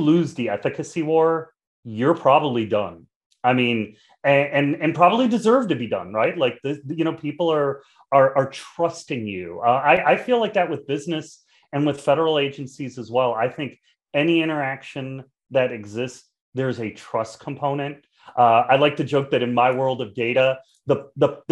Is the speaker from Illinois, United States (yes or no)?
yes; Chicago, Illinois, United States; I'm from Chicago. In Chicago, we're all about the pizza